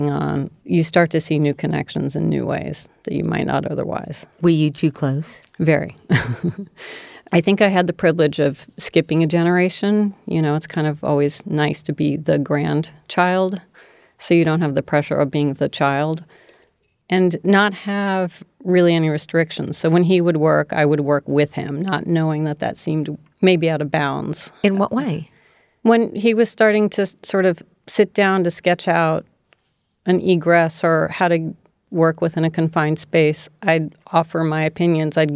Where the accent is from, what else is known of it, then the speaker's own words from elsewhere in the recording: D.C., District of Columbia, United States; moved away; also born or lived in San Francisco; Outside of Washington, D.C., sort of reluctantly my parents relocated there from San Francisco temporarily.